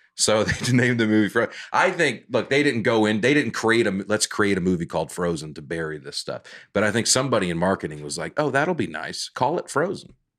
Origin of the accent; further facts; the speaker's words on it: Alabama, United States; now in Nashville, United States; growing up in Alabama